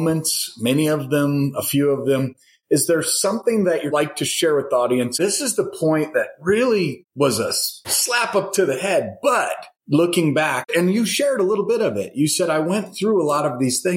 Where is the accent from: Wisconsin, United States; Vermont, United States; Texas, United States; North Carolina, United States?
Wisconsin, United States; Madison; I was born in Madison